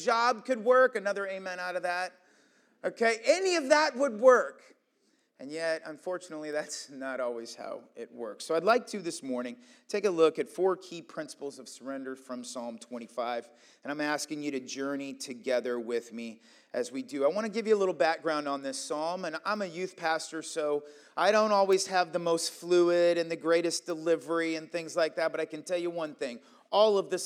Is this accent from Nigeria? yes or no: no; Iowa, United States; moved away as an adult; also born or lived in Pennsylvania; I was from Iowa, but I was on the East Coast